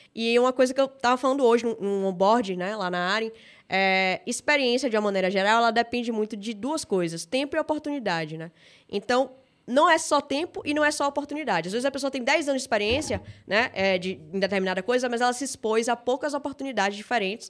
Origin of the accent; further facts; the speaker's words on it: Salvador, Bahia, Brazil; Sou natural de Salvador, Bahia. Acho que meu sotaque entrega